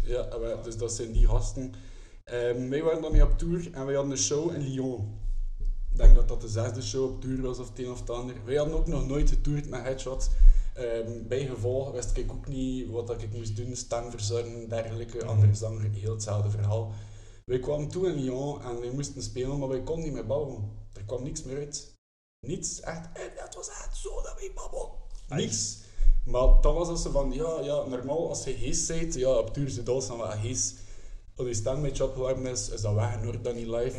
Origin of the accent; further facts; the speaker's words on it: Kortrijk, Flanders, Belgium; ik zelf van Kortrijk ben